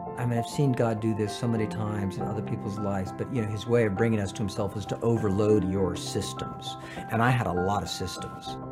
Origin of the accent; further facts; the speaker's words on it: San Francisco, California, United States; I was born in San Francisco